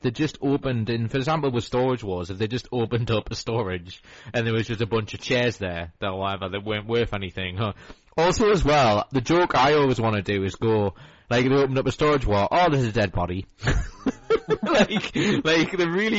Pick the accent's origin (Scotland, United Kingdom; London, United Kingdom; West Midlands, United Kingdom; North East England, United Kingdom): North East England, United Kingdom; Newcastle upon Tyne